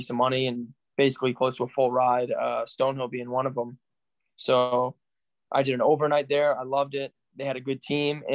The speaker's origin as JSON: {"language": "English", "town": "Yarmouth", "region": "Massachusetts", "country": "United States", "tie": "born or raised there", "said": "Yarmouth, Massachusetts, that's my hometown"}